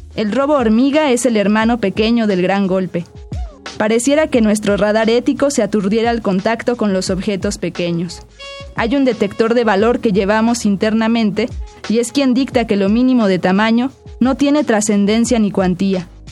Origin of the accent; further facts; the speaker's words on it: Tlalnepantla, State of Mexico, Mexico; yo crecí en Tlalnepantla, en el Estado de México.